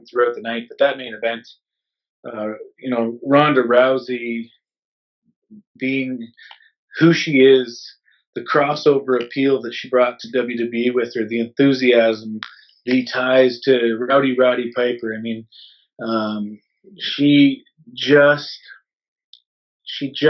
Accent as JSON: {"language": "English", "country": "Canada", "said": "we're Canadian, we live in Canada"}